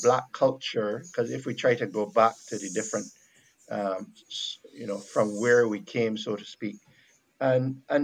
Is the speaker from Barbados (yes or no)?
yes; Barbados; accent: Bajan; first language Bajan; Bajan, my accent.